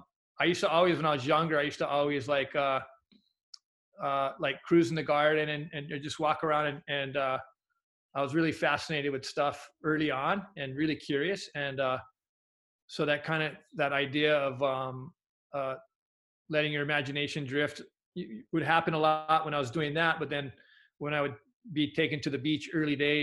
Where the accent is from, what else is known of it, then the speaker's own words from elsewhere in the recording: Hawaii, United States; also born or lived in Oahu / Big Island; growing up in Hawaii